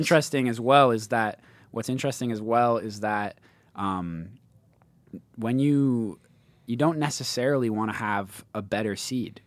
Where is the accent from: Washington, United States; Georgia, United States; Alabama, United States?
Washington, United States; Seattle; in Seattle, my hometown